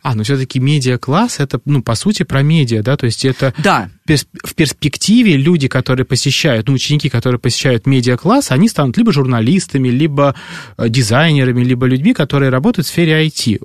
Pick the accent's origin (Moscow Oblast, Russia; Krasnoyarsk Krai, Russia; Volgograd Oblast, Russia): Moscow Oblast, Russia; Podolsk; moved away; я родился в Подольске, это в Подмосковье